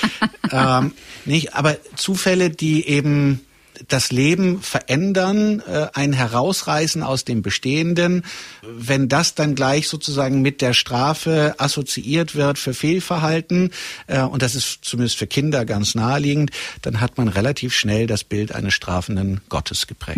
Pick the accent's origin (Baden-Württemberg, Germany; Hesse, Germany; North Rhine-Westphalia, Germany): North Rhine-Westphalia, Germany; Gelsenkirchen / Möhnesee; halb aus Gelsenkirchen